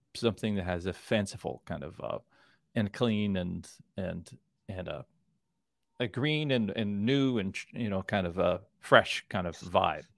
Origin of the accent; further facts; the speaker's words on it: Kansas City, Missouri, United States; I'm from Kansas City